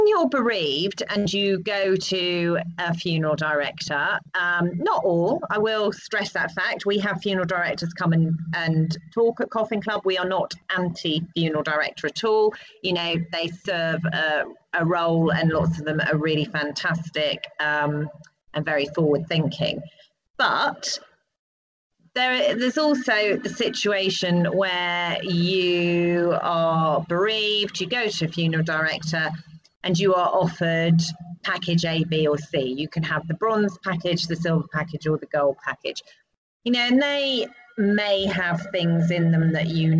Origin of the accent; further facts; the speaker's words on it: United Kingdom; as British people